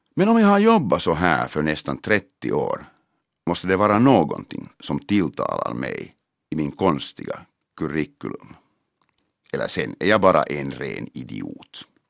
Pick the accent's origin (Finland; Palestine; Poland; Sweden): Finland; Helsinki, Uusimaa; first language Finnish; Swedish is a second language; also born or lived in Mariehamn; min hemstad Helsingfors